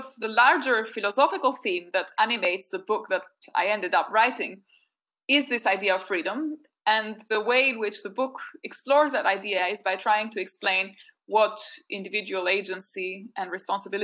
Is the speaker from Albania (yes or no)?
yes; Albania; moved away; growing up in Albania